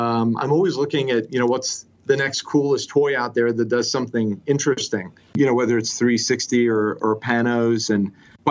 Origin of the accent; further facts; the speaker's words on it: Cardiff, Wales, United Kingdom; also born or lived in Swansea / Oklahoma; now in United States; I was born in Swansea, raised in Cardiff, Wales, and then moved to the US in the early 90s.